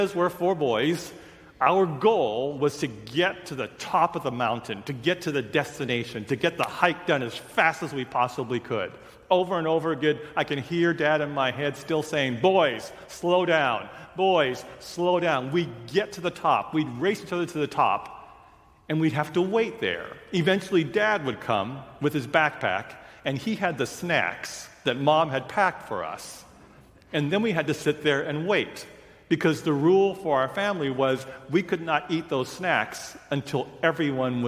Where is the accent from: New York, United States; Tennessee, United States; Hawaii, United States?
Hawaii, United States; Honolulu; moved away; also born or lived in Seattle; I was born and raised in Honolulu and then moved